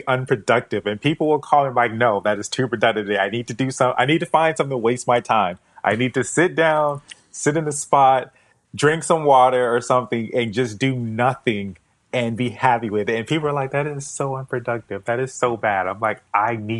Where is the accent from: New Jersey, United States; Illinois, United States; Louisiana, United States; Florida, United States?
Florida, United States; South; Florida, born and raised in South Florida